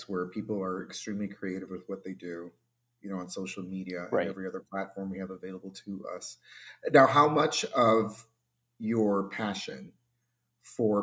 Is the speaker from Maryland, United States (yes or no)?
no; Florida, United States; moved away; It's my home. Florida's my home state